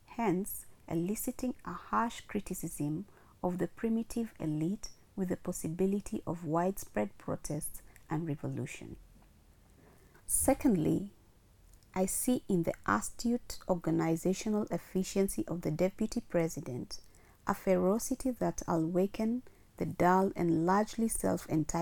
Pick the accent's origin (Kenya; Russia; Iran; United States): Kenya; Kisumu, Kisumu County; now in Nairobi, Kenya; my hometown Kisumu